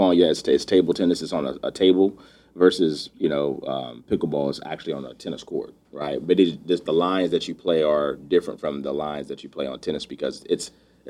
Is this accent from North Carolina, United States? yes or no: yes; North Carolina, United States; moved away; also born or lived in Virginia; originally from North Carolina